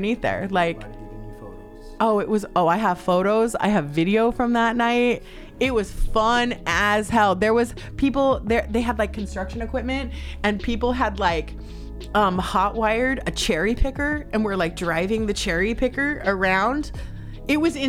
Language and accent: English; Salt Lake City, Utah, United States; moved away as an adult; now in Los Angeles, United States; I'm originally from Salt Lake City, Utah. I've been out here in LA for about a little over 10 years. LA's home now.